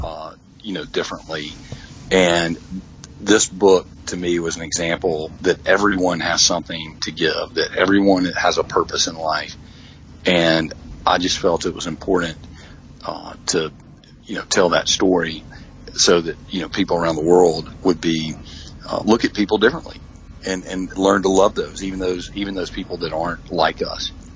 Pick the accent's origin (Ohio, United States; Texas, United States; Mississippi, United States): Mississippi, United States; I'm from Mississippi